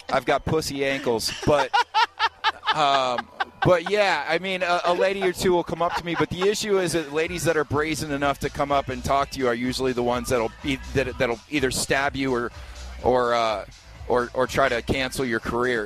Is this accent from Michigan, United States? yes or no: yes; Detroit, Michigan, United States; moved away as an adult; now in Los Angeles, United States; I'm not from LA originally. I, I moved to LA 15 years ago. I'm originally from Detroit.